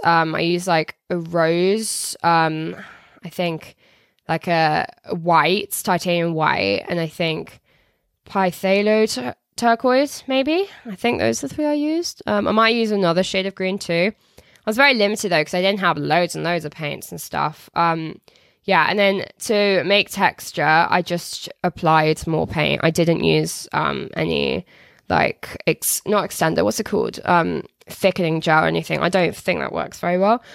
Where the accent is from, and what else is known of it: Telford, West Midlands, United Kingdom